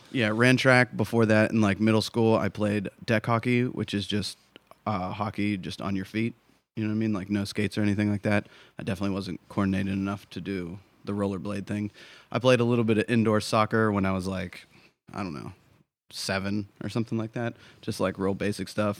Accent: Pittsburgh, Pennsylvania, United States; moved away as an adult; also born or lived in Miami / San Diego / Chicago; now in New Hampshire, United States; I was born in Miami, spent most of my life in Pittsburgh, Pennsylvania.

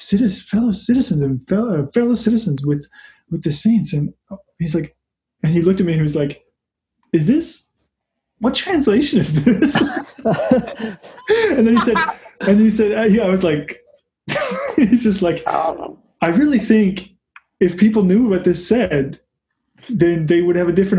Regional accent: Canada; I'm a Canadian.

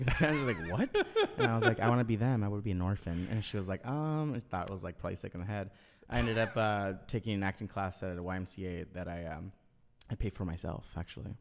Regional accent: Orange County, California, United States; I grew up in Orange County

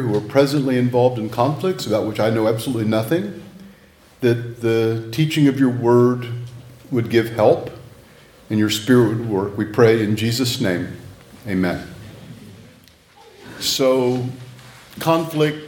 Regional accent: Texas, United States; moved away as an adult; now in North Carolina, United States; I'm a Texan living in exile, and so I flash Whataburger stuff to indicate my loyalty more to my home state

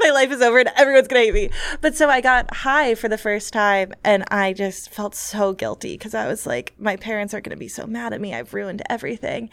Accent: New York City, New York, United States; growing up in New York City

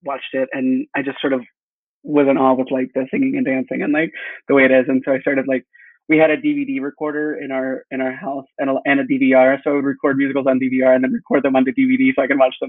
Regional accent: Texas, United States; I'm from a small town in Texas.

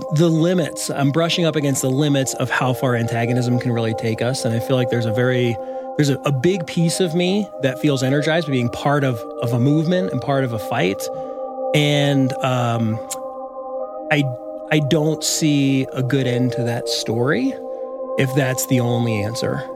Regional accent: United States; now in Boulder, Colorado, United States; I was raised in America, too, as a white boy

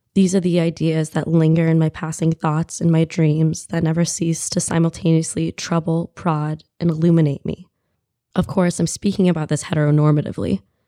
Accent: United States; as an American woman

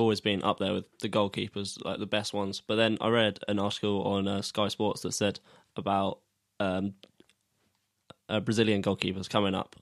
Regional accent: Sussex, South East England, United Kingdom; we're from Sussex, so I've played for Arundel

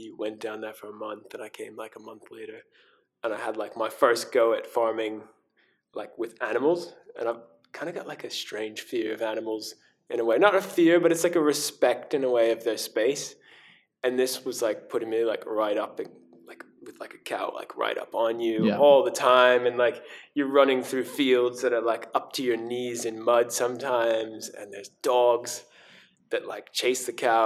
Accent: United States; I'm from America

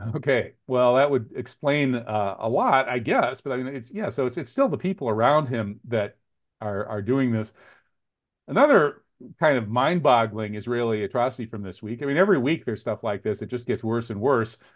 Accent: United States; we Americans

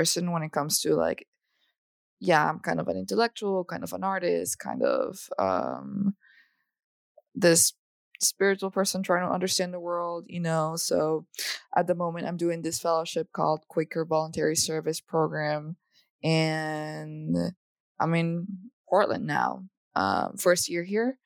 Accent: El Salvador; moved away as an adult; now in United States; I was born and raised in El Salvador, in Central America. So I was there, you know, till I was 18 years old. And I moved to the United States for college.

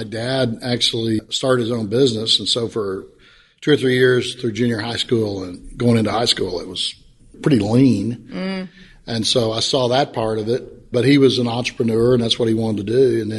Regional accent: Midland, Texas, United States; I grew up in Midland, for the most part, a couple of trips around. But for the most part, lived in Midland, grew up there, had a great family life, and ended up going to Lee High School in Midland, Texas, and graduated.

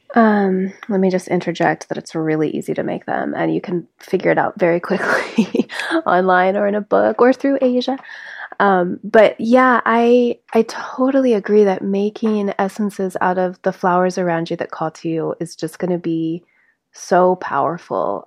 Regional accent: South Lake Tahoe, California, United States; now in Grass Valley, United States; we grew up together in South Lake Tahoe

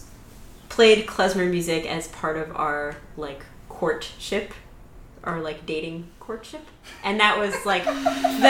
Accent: Denver, Colorado, United States; I'm from Denver, Colorado, and I play violin

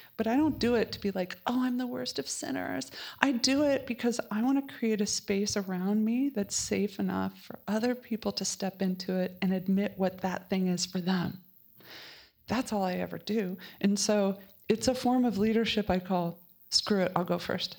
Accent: Colorado, United States; I am from Colorado

